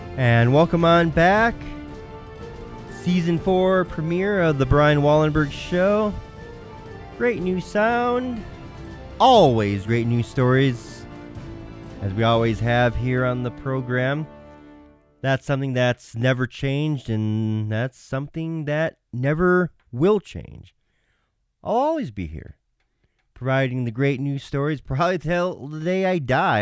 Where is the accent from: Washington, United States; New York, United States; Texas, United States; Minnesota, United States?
Minnesota, United States; my home state of Minnesota